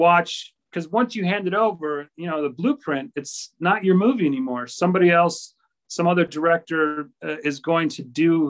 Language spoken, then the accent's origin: English; Minnesota, United States; also born or lived in Chicago; I'm originally from Chicago, but I grew up in Minnesota